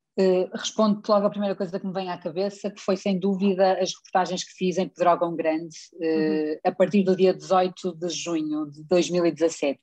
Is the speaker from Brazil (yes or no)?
no; Espinho, Norte, Portugal; accent: Northern; jornal local da minha terra onde eu vivo, que é a Defesa de Espinho